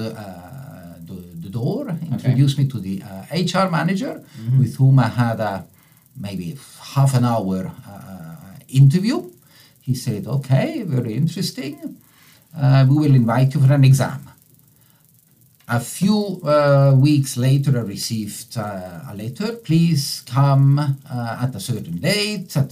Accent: German-speaking Switzerland, Switzerland; first language Italian, German; English is a second language; moved away as an adult; my parents emigrated from Italy to Switzerland. I was born in Switzerland, in the German part of Switzerland

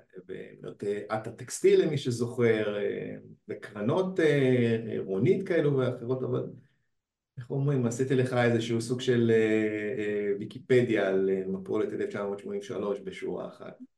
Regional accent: Beersheba, Southern District, Israel; אני מהדרום, אני מבאר שבע

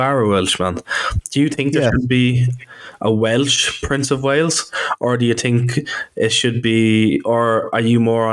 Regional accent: Ireland; now in Bangor, United Kingdom; I'm actually Irish

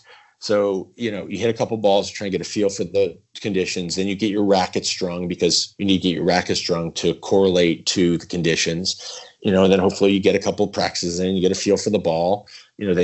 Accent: East Coast, United States; I grew up playing on the East Coast

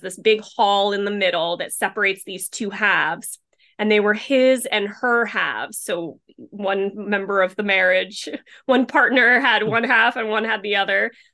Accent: Rhode Island, United States; my own hometown because I do live in a very very much a beach community

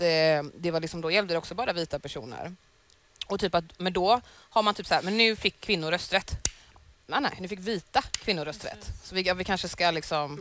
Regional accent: Sweden; jag är född i Sverige

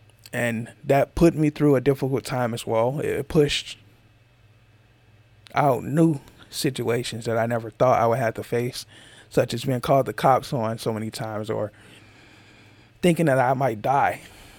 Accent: Georgia, United States; From where I come from, I'm from Georgia, so that's a whole different place where most people who are probably listening to this is from. A whole nother part of the United States.

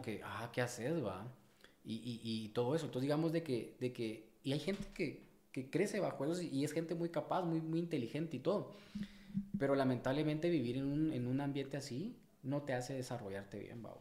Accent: Guatemala City, Guatemala Department, Guatemala; yo nací y me cri, y me crié y crecí en el Paraíso dos de la zona dieciocho

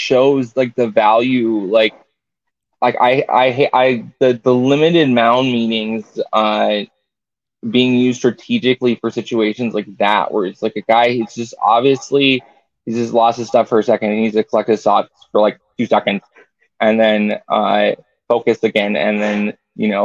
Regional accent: Arizona, United States; born or raised there

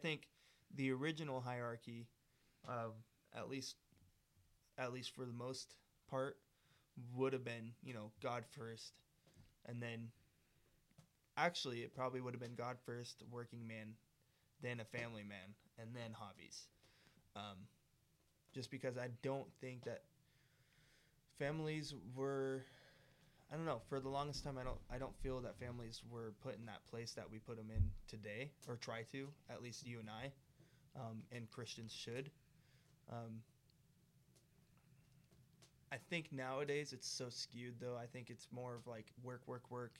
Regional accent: United States

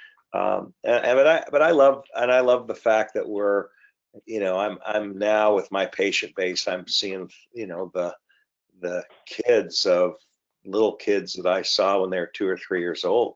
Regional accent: Michigan, United States; also born or lived in Canada / Ohio; now in Portsmouth, Virginia, United States; moved down to Michigan at about two, grew up there

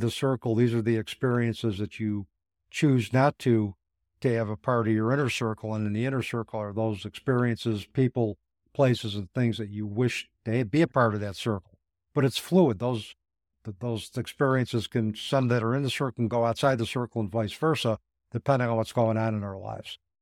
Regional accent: Utica, New York, United States; I went to a Catholic school, one-room schoolhouse in Utica, New York, uh, called Saint Mary's School.

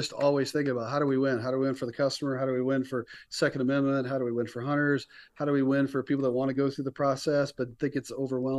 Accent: the South, United States; growing up in the South, college football, you know, you love when the team that wasn't supposed to win wins

